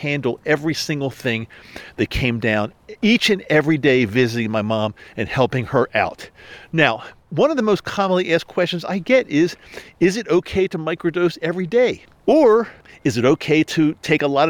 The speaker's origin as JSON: {"language": "English", "region": "Maryland", "country": "United States", "tie": "born or raised there", "moved": "yes", "said": "I had to return back east to where I grew up in Maryland"}